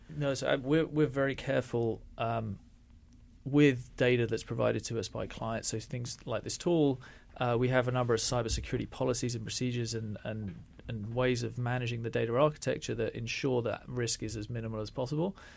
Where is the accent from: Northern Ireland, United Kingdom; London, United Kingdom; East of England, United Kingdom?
London, United Kingdom; also born or lived in India; I was from London